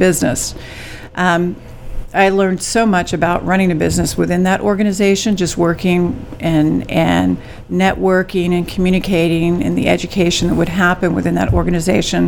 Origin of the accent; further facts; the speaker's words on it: San Angelo, Texas, United States; also born or lived in Dallas, United States; I'm from San Angelo